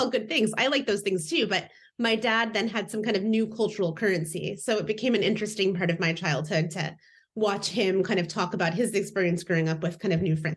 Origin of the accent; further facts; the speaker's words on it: Indiana, United States; moved away as an adult; now in Seattle, United States; I've been here about twenty years, but I grew up in Indiana